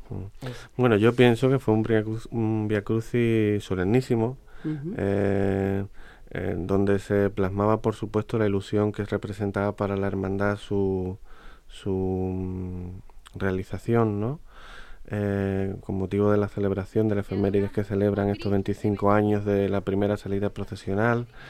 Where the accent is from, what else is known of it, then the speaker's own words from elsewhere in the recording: Huelva, Andalusia, Spain; los cofrades de mi tierra